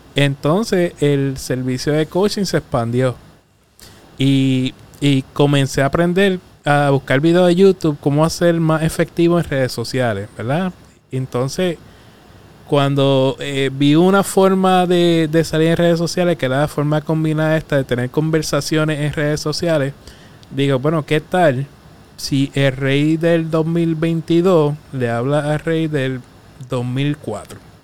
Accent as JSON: {"language": "Spanish", "town": "Arroyo", "country": "Puerto Rico", "tie": "born or raised there", "also_born_or_lived": "Mayagüez", "said": "me crié en Arroyo"}